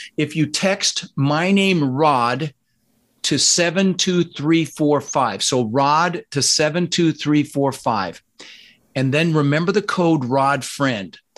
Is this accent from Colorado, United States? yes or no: yes; Denver, Colorado, United States; also born or lived in Netherlands; I was born in the Netherlands, you know, wooden shoes and windmills. Immigrated when I was six with my brother Albert, my mother's Vantje, ended up in Denver, Colorado